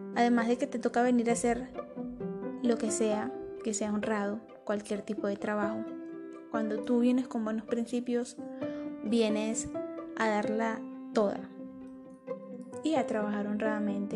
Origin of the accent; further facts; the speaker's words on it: Maracaibo, Zulia, Venezuela; moved away as an adult; now in Medellín, Colombia; soy de Venezuela, Maracaibo, Estado Zulia